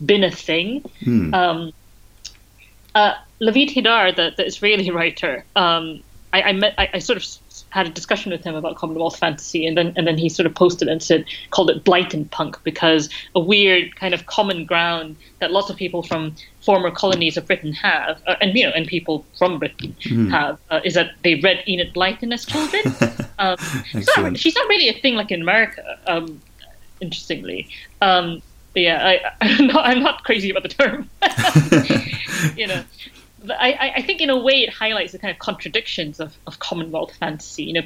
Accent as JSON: {"language": "English", "country": "Malaysia", "tie": "born or raised there", "moved": "as an adult", "lives_now": "United Kingdom", "said": "I grew up in Malaysia"}